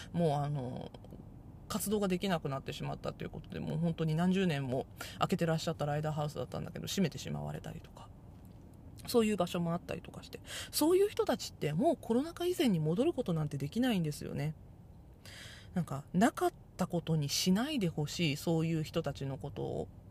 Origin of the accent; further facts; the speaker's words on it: Japan; first language Japanese; 日本語はね、母国語なので、日本語は全然わかるんですけど